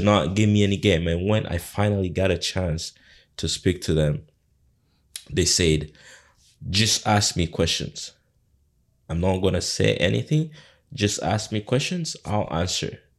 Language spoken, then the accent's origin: English; Uganda; now in Canada; my background, where I come from, I come from Uganda